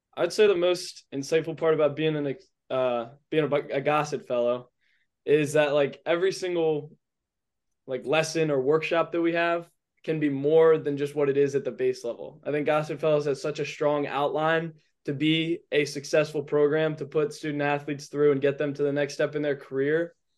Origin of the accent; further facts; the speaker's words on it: Edgewater, Maryland, United States; also born or lived in Annapolis, Maryland; I'm from Edgewater, Maryland